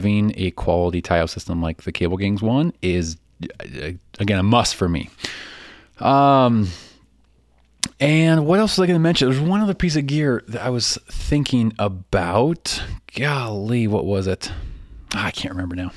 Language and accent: English; Chicago, Illinois, United States; accent: Chicago; my Chicago accent